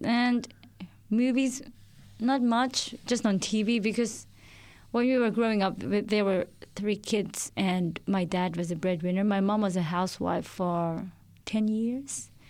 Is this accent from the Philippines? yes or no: yes; Philippines; moved away as an adult; now in Australia; I'm originally from the Philippines and I moved here three and a half years ago